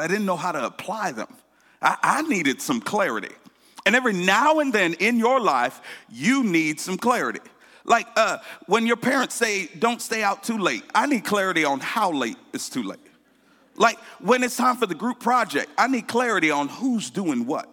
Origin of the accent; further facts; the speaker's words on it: Connecticut, United States; I grew up in Connecticut